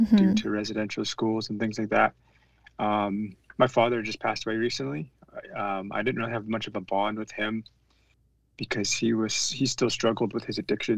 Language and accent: English; British Columbia, Canada; I'm regionally from the Tunaka Nation. The Tunaka lands is, I guess it would be southeast British Columbia